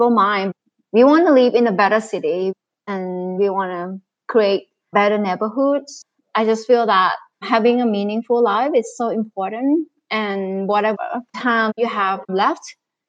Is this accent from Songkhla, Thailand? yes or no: no; Bangkok, Thailand; I was born in Bangkok. Growing up, there's so much green with swamps and with canals. Now I'm seeing the transformation of my hometown.